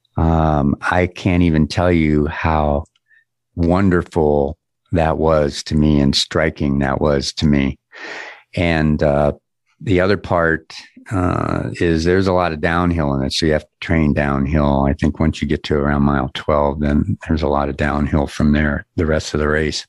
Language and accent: English; Erie, Pennsylvania, United States; also born or lived in Los Angeles; now in Denver, United States; my hometown, which is Erie, Pennsylvania, a little suburb called Harbor Creek